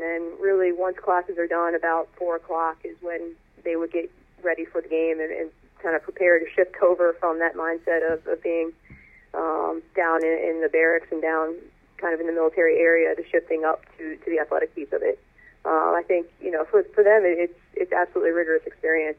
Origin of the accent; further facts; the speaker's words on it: Northern Virginia, United States; moved away; I grew up in the Northern Virginia area, uh, about 20 miles outside of D.C.